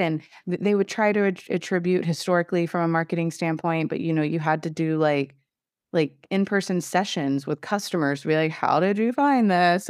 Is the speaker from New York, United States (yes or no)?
no; Southeast Texas, United States; I come from Southeast Texas